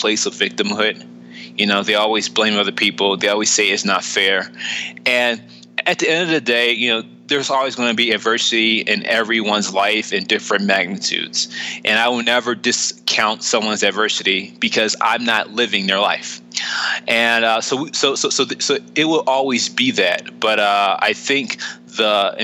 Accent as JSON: {"language": "English", "town": "Philadelphia", "region": "Pennsylvania", "country": "United States", "tie": "born or raised there"}